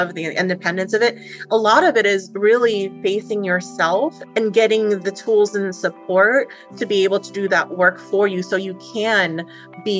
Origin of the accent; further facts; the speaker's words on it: Philippines; moved away; I'm an immigrant from the Philippines.